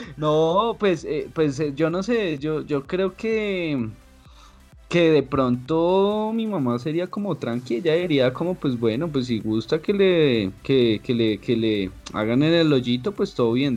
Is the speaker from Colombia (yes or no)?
yes; Bogotá, Colombia; yo nací en Bogotá, todos mis hermanos, todos nacimos a, aquí